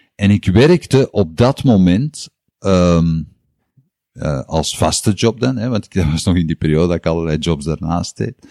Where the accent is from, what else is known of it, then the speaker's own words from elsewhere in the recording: Antwerp, Flanders, Belgium; also born or lived in Tongeren; In Antwerpen ben ik opgegroeid. Ik ben geboren in Tongeren. maar ik heb daar nooit gewoond